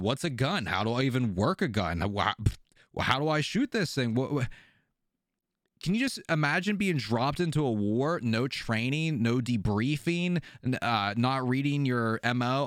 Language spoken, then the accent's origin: English; Pennsylvania, United States; I'm from Pennsylvania.